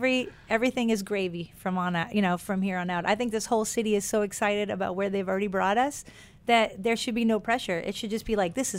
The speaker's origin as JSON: {"language": "English", "region": "New England", "country": "United States", "tie": "born or raised there", "said": "I grew up in New England."}